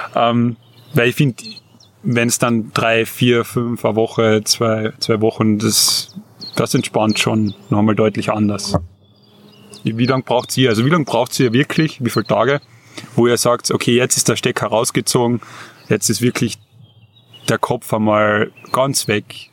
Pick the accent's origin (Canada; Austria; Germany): Austria; Carinthia; als Kärntner